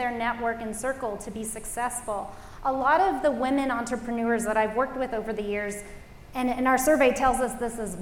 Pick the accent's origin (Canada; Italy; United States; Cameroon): United States; Los Angeles, California; I grew up in the Los Angeles area.